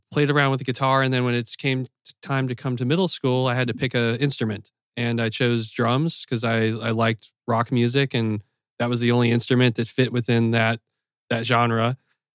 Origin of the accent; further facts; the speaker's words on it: Chapel Hill, North Carolina, United States; moved away as an adult; also born or lived in Los Angeles, California; now in Louisville, United States; So I went to high school in Chapel Hill, North Carolina. Backing up a little further, I grew up in Los Angeles and then I moved to Chapel Hill, North Carolina.